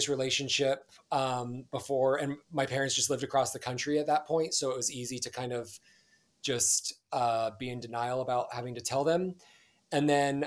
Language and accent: English; Montana, United States; moved away as an adult; also born or lived in Hawaii; now in San Diego, United States; I grew up in Montana as a pastor's son in a small town in Montana.